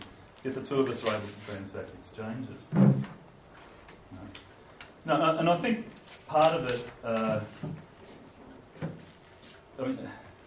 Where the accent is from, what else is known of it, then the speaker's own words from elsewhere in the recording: Australia; I'm from Australia